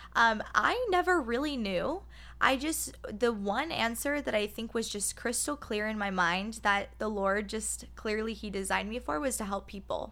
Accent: Phoenix, Arizona, United States; I am born and raised in Phoenix, Arizona

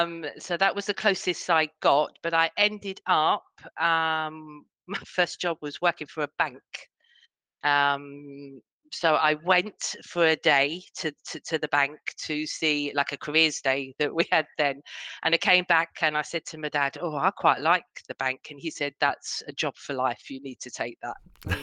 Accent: Harefield, London, United Kingdom; So I was born in Harefield, which is a very, very small, it's not even a town, a village. Okay. That's what you, when I was 16, I moved to London and spent most of my adulthood in London.

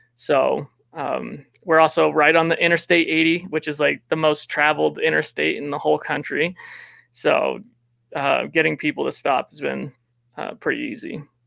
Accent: Wyoming, United States; also born or lived in Laramie, Wyoming; I'm from Wyoming

